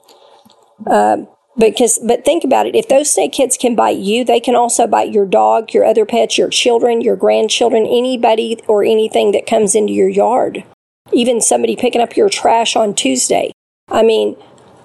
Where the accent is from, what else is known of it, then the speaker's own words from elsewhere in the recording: Northeast Texas, United States; now in Arkansas, United States; When I was 12 or 13 years old, growing up in Northeast Texas